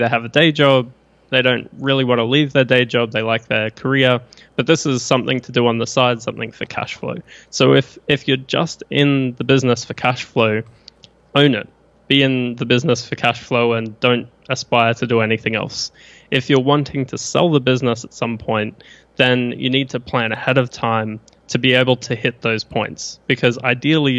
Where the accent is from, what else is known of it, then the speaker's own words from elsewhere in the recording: Brisbane, Queensland, Australia; accent: mixed Australian/New Zealand; moved away as an adult; now in Austin, United States; Born in Brisbane in Australia.